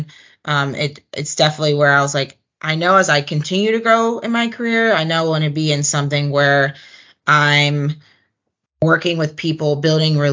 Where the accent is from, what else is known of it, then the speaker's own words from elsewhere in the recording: Atlanta, Georgia, United States; Just being able to still be in my hometown